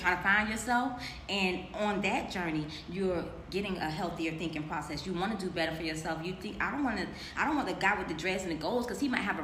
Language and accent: English; Miami, Florida, United States; I'm from Miami